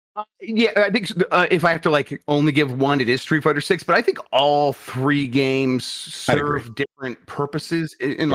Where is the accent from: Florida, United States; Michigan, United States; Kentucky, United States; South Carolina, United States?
Michigan, United States; I grew up in Michigan.